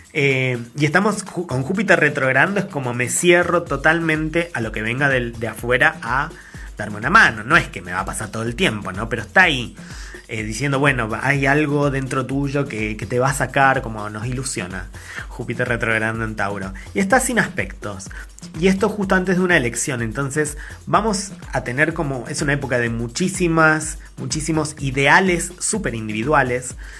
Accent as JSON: {"language": "Spanish", "country": "Argentina", "said": "siendo Argentina"}